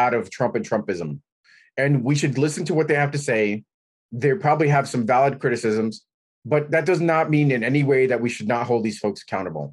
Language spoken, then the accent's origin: English; New York City, New York, United States; I grew up in New York City.